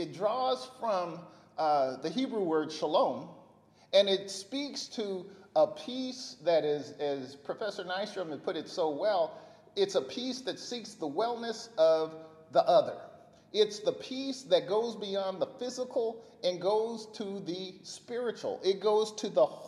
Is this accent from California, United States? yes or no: yes; Bakersfield, California, United States; my mom and growing up in Bakersfield